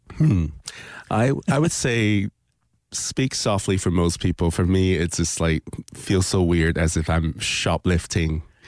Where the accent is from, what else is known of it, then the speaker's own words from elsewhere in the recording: Hong Kong; also born or lived in Toronto, Canada; now in Winter Park, United States; growing up in Hong Kong